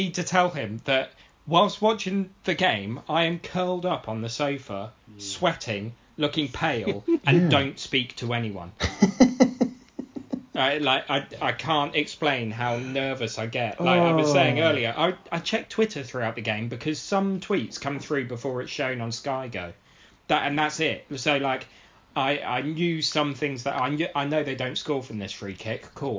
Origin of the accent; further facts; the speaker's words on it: Oxford, South East England, United Kingdom; also born or lived in High Wycombe; I was born and brought up in Oxford, which is why I'm an Oxford fan